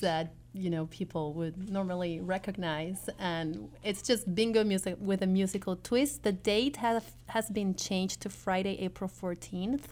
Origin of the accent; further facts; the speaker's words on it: Peru; moved away; I come from Peru, which is a developing country